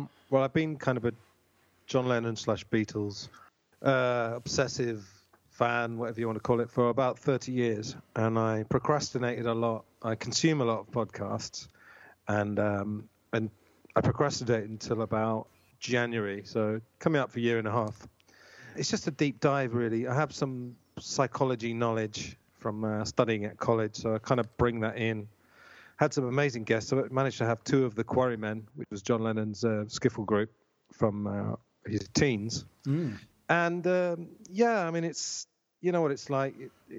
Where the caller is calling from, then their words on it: Tunbridge Wells, South East England, United Kingdom; Tunbridge Wells in Kent.